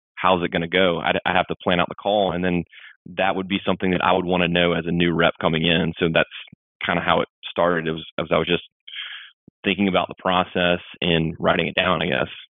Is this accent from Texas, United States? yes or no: no; Mississippi, United States; I grew up in Mississippi